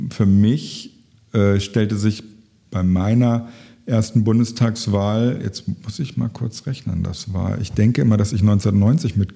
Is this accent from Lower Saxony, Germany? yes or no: yes; Lower Saxony, Germany; ich habe Politik studiert in Göttingen das ist in der Nähe meiner äh, Heimat, wo ich aufgewachsen bin.